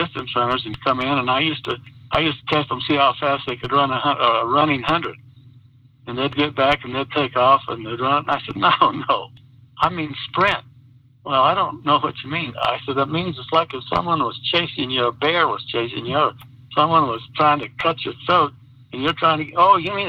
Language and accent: English; Silver City, New Mexico, United States; also born or lived in Roswell, New Mexico; I was born in Roswell, but we moved to Roswell, to Silver City when I was 8